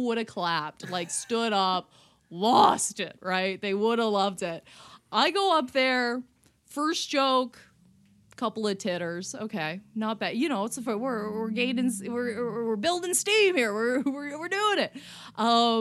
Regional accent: Canada; I'm a Canadian

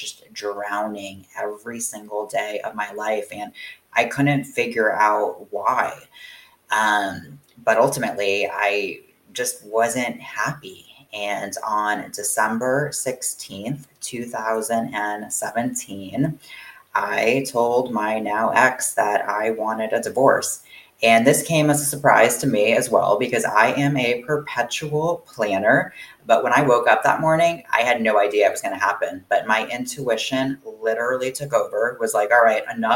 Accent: Florida, United States; moved away; I was born and raised in Florida

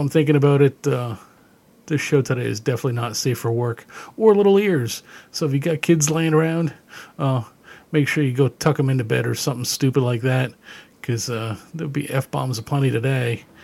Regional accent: Canada; growing up in Canada

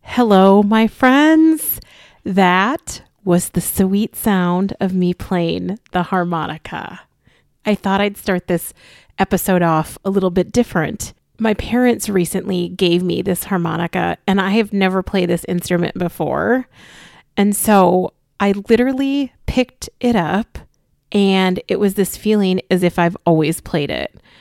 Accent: Austin, Minnesota, United States; my childhood home that I grew up in Austin, Minnesota

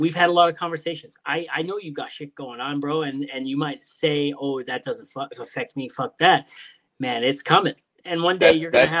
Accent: Hamilton, Ontario, Canada; also born or lived in Sault Ste. Marie; Originally, I'm out west now, but, you know, I'm from Hamilton originally. So we moved up north for a bit to the Sault Ste. Marie.

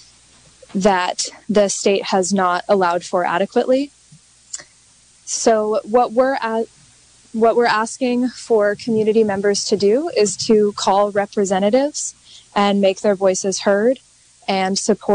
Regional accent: Mendocino, California, United States; I was born and raised in Mendocino, lifelong local

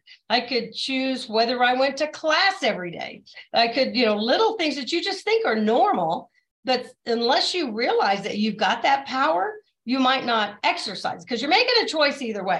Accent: the South, United States; So my dad was a colonel in the Air Force. We were raised in the South and we went to the Southern Baptist Church.

